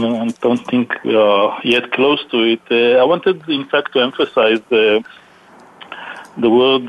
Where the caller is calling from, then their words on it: Houston, Texas, United States; I am calling from Houston, Texas.